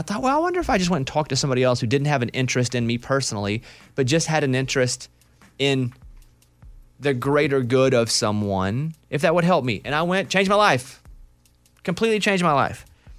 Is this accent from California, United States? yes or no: no; Arkansas, United States; You're probably from like a part of the country like me where I grew up in Arkansas. And not only were we extremely poor, right?